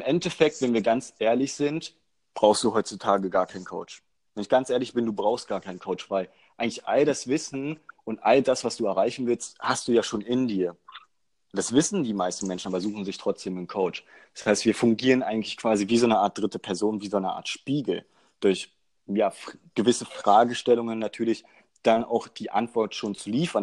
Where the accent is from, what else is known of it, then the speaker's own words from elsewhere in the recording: Magdeburg, Saxony-Anhalt, Germany; Wir kommen aus Magdeburg